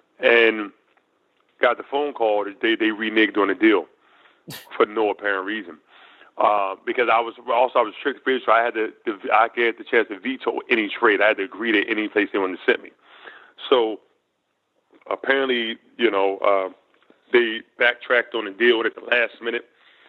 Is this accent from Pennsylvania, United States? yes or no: yes; Philadelphia, Pennsylvania, United States; That was a great experience for me to play in my hometown.